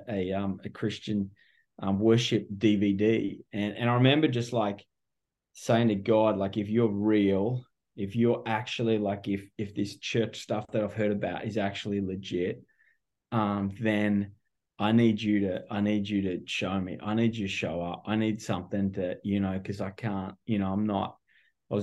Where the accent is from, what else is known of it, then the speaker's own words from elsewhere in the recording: Melbourne, Victoria, Australia; moved away as an adult; also born or lived in California; now in Orange County, United States; my accent gives me away pretty quick. I'm not local. I'm originally from Melbourne, Australia.